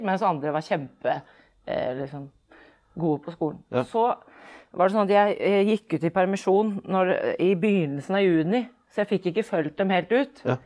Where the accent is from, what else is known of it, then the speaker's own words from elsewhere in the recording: Oslo, Norway; also born or lived in Iceland / Fredrikstad; født og oppvokst i Oslo